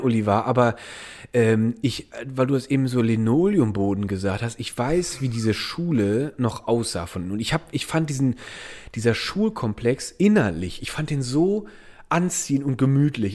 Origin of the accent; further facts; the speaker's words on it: Eifel, Rhineland-Palatinate, Germany; in der Region, wo ich aufgewachsen bin, ist, ist eine Vulkanregion, äh, die Eifel